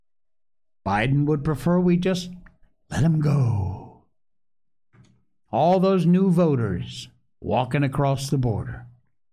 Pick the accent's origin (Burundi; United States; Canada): United States; Cornwall, Connecticut; the one I grew up in Cornwall, Connecticut. That was my hometown